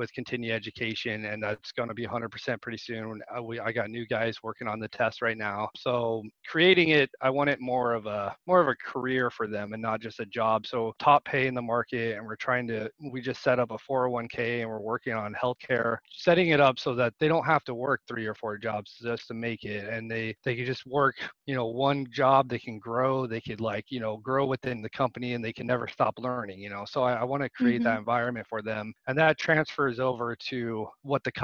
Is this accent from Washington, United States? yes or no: yes; Washington, United States; now in Lincoln, United States; I grew up in Washington State